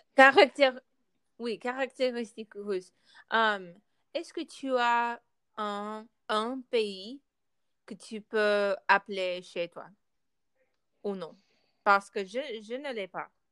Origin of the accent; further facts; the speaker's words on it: United States; French is a second language; je suis née euh, ici, aux États-Unis.